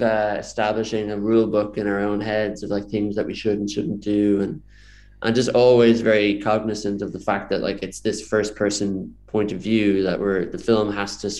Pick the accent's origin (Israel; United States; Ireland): Ireland; Dublin, Leinster; I grew up in Dublin